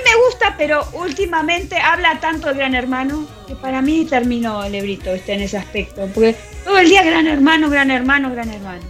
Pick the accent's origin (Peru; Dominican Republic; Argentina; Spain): Argentina